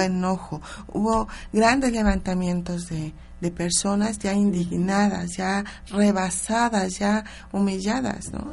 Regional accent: Mexico; como mexicanos nosotros lo, lo vivimos cada, cada semana en nuestras escuelas

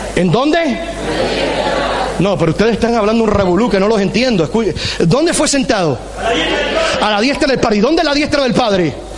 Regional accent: Puerto Rico; soy boricua

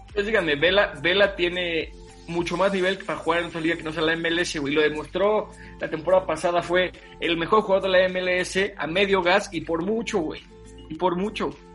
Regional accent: Toluca, State of Mexico, Mexico; yo viví mi infancia en Toluca mucho tiempo.

